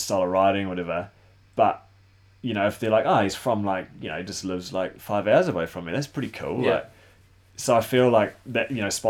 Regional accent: New Zealand; I was from New Zealand

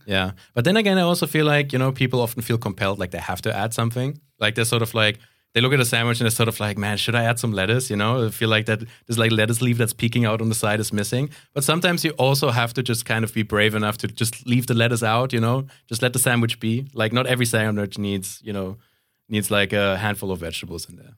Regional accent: Canary Islands, Spain; moved away; also born or lived in Central Europe; I grew up in Spain, so it's, um, and especially, like, where I grew up in the Canary Islands

